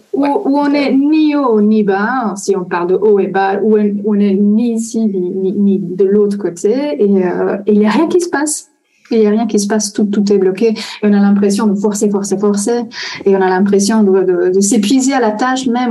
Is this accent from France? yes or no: no; Italy; French is a second language; je suis italienne